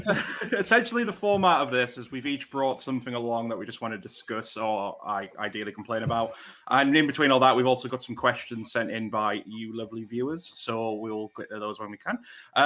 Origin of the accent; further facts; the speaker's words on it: United Kingdom; So being from Britain and all of us being British men